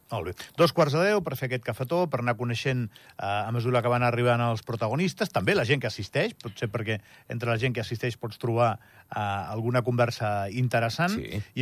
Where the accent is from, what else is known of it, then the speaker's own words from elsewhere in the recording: Connecticut, United States; Catalan is a second language; Bueno, jo soc de, de Connecticut.